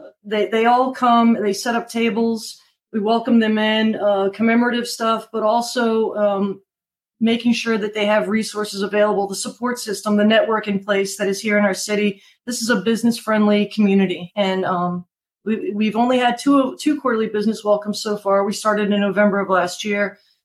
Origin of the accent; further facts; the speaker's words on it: DC area, Maryland, United States; moved away as an adult; now in North Port, United States; My dad's from Brazil and my folks were married there, but I was born in Maryland. Oh, okay. Grew up in the Maryland, DC area